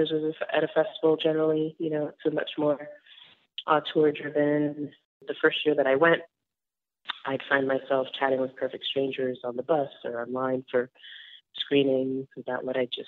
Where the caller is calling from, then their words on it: New York City, New York, United States; I am calling you from Astoria, Queens